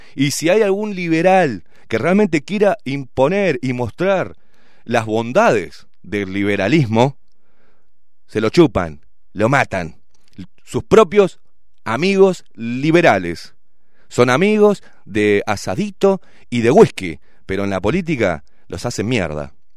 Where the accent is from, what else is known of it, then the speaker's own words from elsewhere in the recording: Uruguay; Somos uruguayos